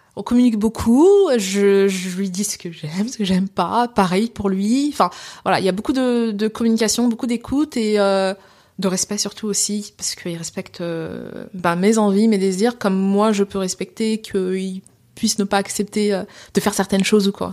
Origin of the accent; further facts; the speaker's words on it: France; also born or lived in Seine-Saint-Denis, France; je suis française d'origine sénégalaise